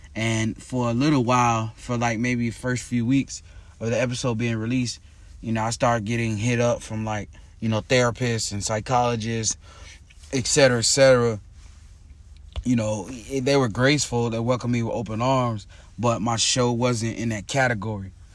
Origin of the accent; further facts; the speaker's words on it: Tampa, Florida, United States; my hometown, Tampa, Florida